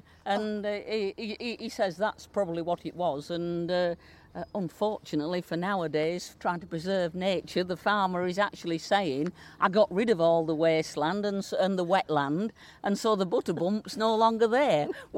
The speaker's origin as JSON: {"language": "English", "area": "Lincolnshire", "region": "East Midlands", "country": "United Kingdom", "accent": "Lincolnshire dialect", "first_language": "Lincolnshire dialect", "said": "Lincolnshire dialect, I always call it my first language, and Queen's English is my second language, a language that I had to learn when I left the security of the village."}